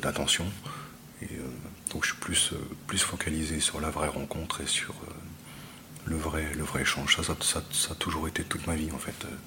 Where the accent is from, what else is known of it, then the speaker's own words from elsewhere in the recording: Grasse, Provence-Alpes-Côte d'Azur, France; moved away; also born or lived in Tahiti; Je suis né à Grasse sur la côte d'Azur